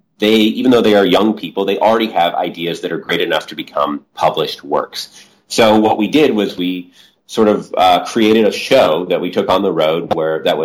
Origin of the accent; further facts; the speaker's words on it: New Mexico, United States; I grew up in New Mexico